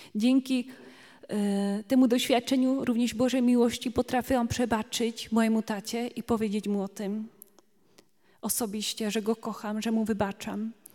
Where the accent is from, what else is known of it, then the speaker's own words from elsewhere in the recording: Slovakia; Polish is a second language; now in Poland; Trochę inaczej mówię, bo jestem Słowaczką tutaj